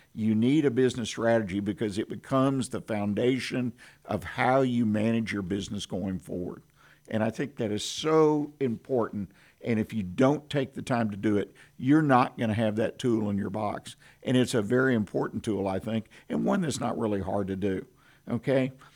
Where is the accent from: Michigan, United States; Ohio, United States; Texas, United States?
Texas, United States; Houston; now in Conroe, United States; I grew up in Houston, Harris County